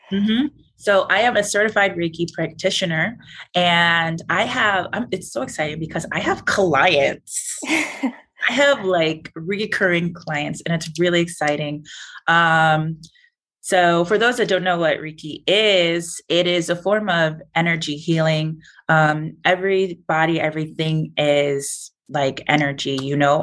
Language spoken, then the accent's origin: English; Illinois, United States; I'm from Illinois